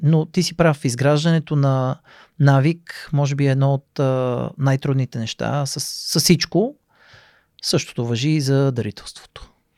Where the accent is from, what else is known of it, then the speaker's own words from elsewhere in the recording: Sofia, Sofia City, Bulgaria; израснал съм в София